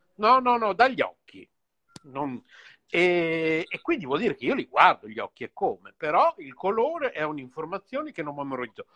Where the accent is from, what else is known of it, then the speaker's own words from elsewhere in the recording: Bologna, Emilia-Romagna, Italy; siamo tutti e due qui di Bologna